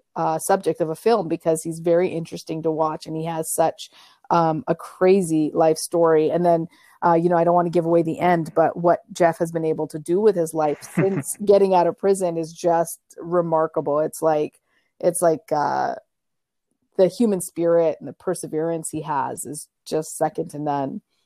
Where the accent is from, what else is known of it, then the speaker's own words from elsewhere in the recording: Canada; moved away as an adult; also born or lived in Africa; now in New York, United States; I grew up my entire life in Canada